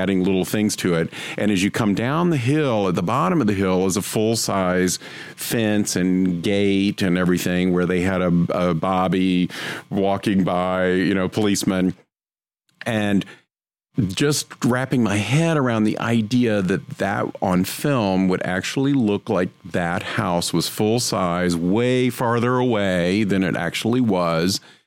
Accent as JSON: {"language": "English", "region": "North Carolina", "country": "United States", "tie": "born or raised there", "said": "My family, we grew up in North Carolina"}